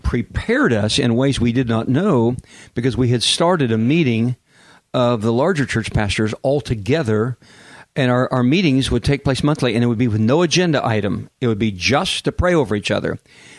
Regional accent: Kansas, United States; also born or lived in Oklahoma City; now in San Diego, United States; I lived in Oklahoma City at one point, and I'm from Kansas

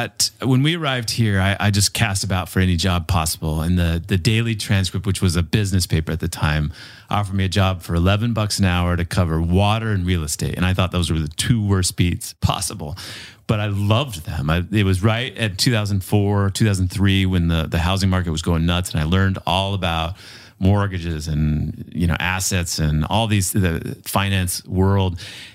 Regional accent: Colorado, United States; also born or lived in Utah; You know, I grew up mostly in Colorado, and then I moved to Utah when I was about 12 and grew up there then.

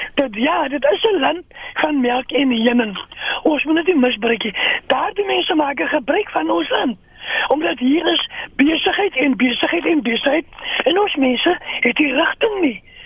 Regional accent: South Africa; ons as Afrikaners

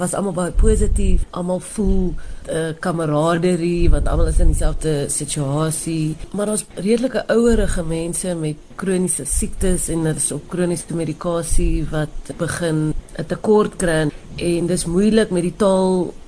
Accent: South Africa; Ons is almal Suid-Afrikaners wat net terug wil kom na ons land toe

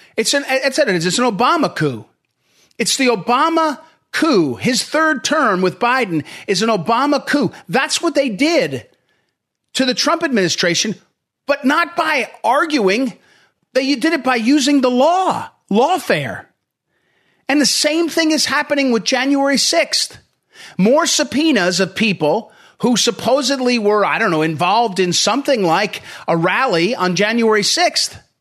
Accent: St. Louis, Missouri, United States; now in Northern Virginia, United States; I'm from St. Louis, Missouri, but I now live in yeah. Northern Virginia.

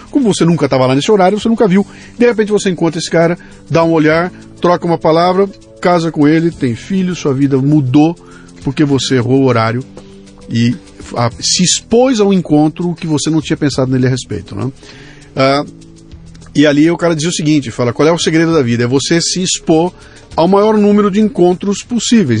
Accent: Brazil; eu que sou brasileiro e estou aqui há 60 anos no Brasil

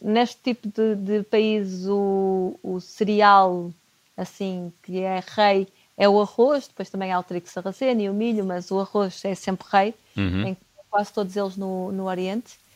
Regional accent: Porto, Norte, Portugal; eu sou do Porto

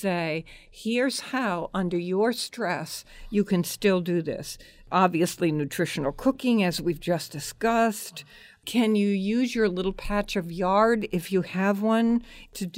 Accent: Hartford, Connecticut, United States; I grew up in Hartford

